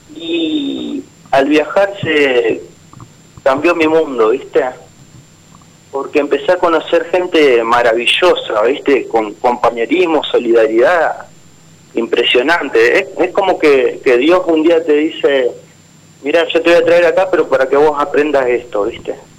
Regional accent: San Cristóbal, Santa Fe, Argentina; Yo soy de Santa Fe, en realidad de, una pequeña ciudad que se llama San Cristóbal

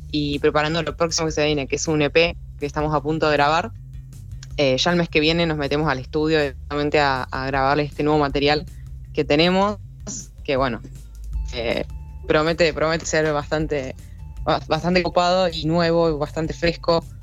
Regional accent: Neuquén, Argentina; Nosotros somos de Neuquén Capital, nacidos y criados acá.

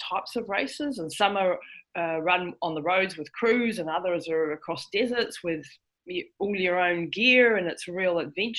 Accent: New Zealand; I'm from New Zealand. So yeah, I'm a Kiwi. So I live right down the bottom of the world

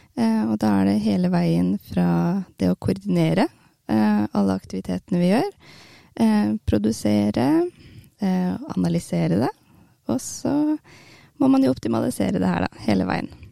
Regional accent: Hamar, Innlandet, Norway; Jeg er jo fra Hamar og bor på Hamar

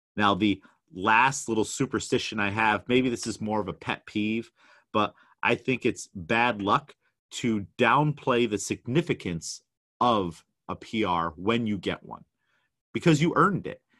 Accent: New York, United States; I'm definitely out of my element as a New Yorker

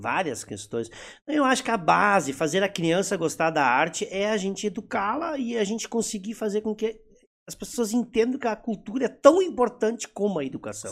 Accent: Rio Grande do Sul, Brazil; accent: German-Brazilian (Hunsrik) accent

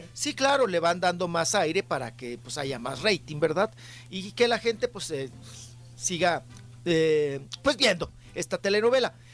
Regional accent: Chihuahua, Mexico; nosotros los chihuahuenses

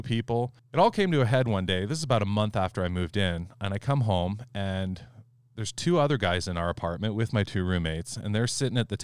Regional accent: California, United States; I was the assistant manager at the local auto parts store where I grew up in California

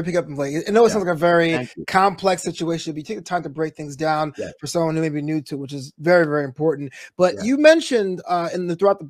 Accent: New York, United States; I'm from New York

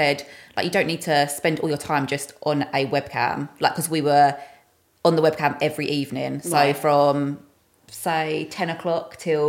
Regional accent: Essex, East of England, United Kingdom; we're from Essex.

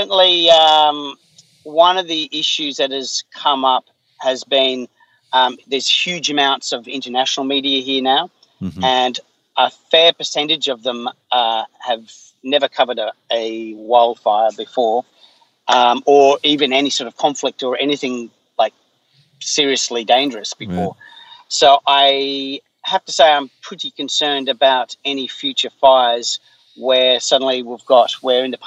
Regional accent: Blue Mountains, west of Sydney, New South Wales, Australia; where I grew up was in the Blue Mountains, which is west of Sydney

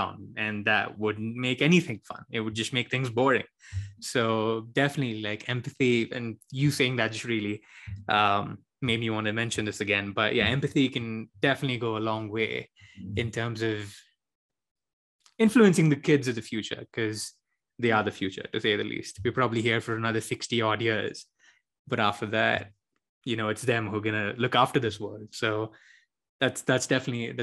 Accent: India; moved away as an adult; now in United States; I'm an immigrant from India or a non-immigrant on a student visa from India

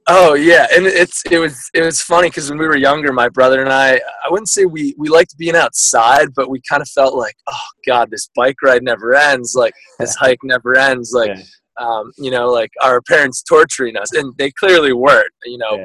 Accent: Guilford, Connecticut, United States; also born or lived in Vermont; now in San Francisco, United States; my originally from uh, Vermont, born and uh, raised in Connecticut. So we moved there when I was probably three or four

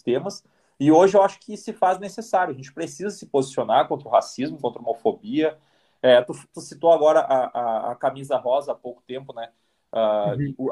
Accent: Brazil; moved away; eu saí do Brasil

